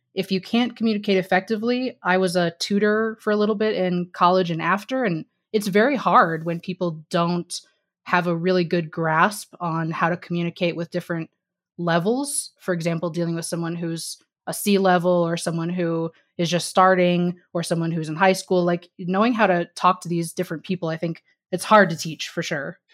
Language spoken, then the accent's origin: English; Missouri, United States; moved away as an adult; also born or lived in New York / California; I grew up in Missouri